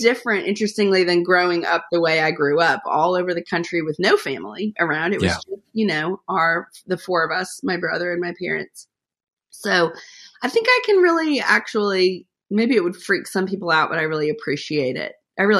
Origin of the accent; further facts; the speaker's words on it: Rhode Island, United States; also born or lived in Atlanta; I always say, really, that I feel like I grew up in Rhode Island, so I feel like I'm a New Englander in my heart, because we moved there when I was in about sixth grade, and I graduated from high school there.